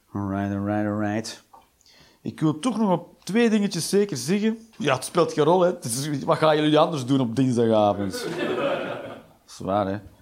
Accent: Flanders, Belgium; now in Netherlands; En ik moest er als Vlaming ook aan wennen toen ik in dit land kwam, kwam wonen

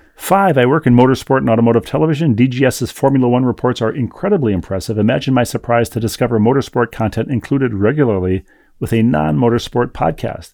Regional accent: Bloomington, Minnesota, United States; in my hometown of Bloomington, Minnesota.

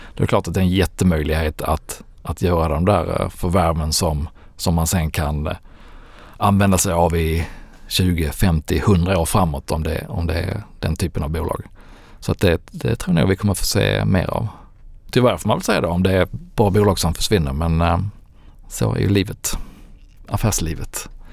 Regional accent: Landskrona, Skåne, Sweden; Landskrona, min hemstad

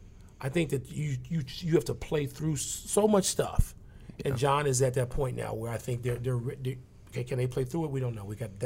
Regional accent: Chicago, Illinois, United States; my hometown team, look at the Bulls

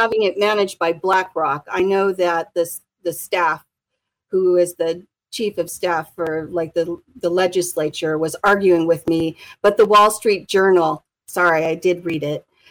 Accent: Anchorage, Alaska, United States; I'm fourth generation Alaskan. And we've been in Anchorage for fifty years in the same house

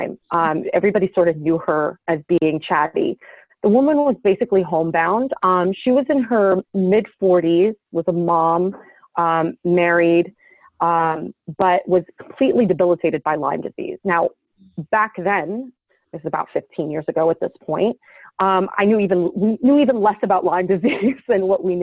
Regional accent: Damascus, Damascus Governorate, Syria; also born or lived in New Jersey, United States; now in New York City, United States; I grew up in Damascus, Syria. From my early childhood, and then moved to New Jersey

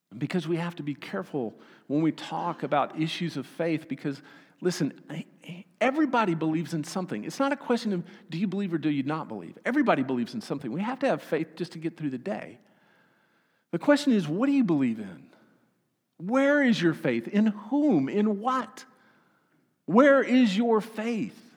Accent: Austin, Texas, United States; I'm from Texas

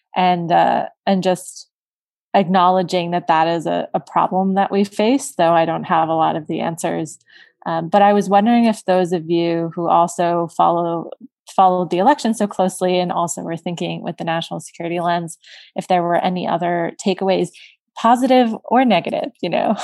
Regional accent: South Florida, United States; I'm from South Florida

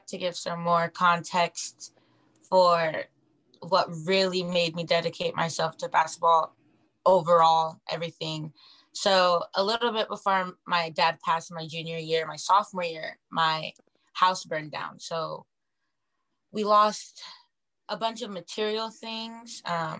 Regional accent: Auburn, Washington, United States; now in Seattle, United States; I'm from Auburn, Washington, so I'm not very far from home

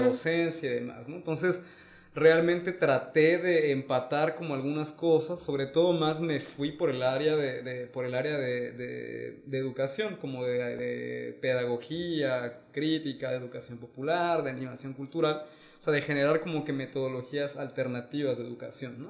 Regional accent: Mexico; moved away; soy mexicano, pero llevo mucho tiempo viviendo fuera

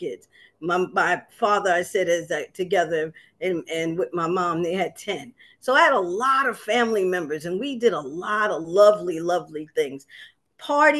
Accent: New York City, New York, United States; also born or lived in Harlem, New York / Long Island City, Queens; I was raised in South Jamaica, Queens

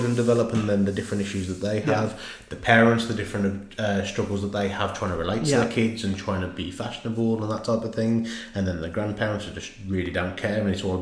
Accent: Dudley, West Midlands, United Kingdom; I grew up in Dudley

